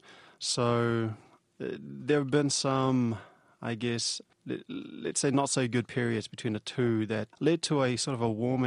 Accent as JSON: {"language": "English", "country": "Samoa", "tie": "born or raised there", "moved": "yes", "lives_now": "Dunedin, New Zealand", "said": "born and raised in Samoa"}